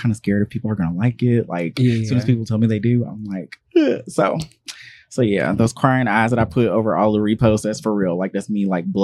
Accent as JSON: {"language": "English", "town": "Charlotte", "region": "North Carolina", "country": "United States", "said": "I'm from Charlotte, North Carolina"}